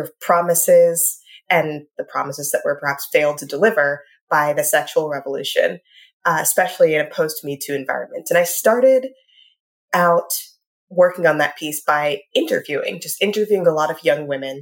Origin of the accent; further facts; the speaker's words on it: Richmond, Virginia, United States; I grew up in Richmond, Virginia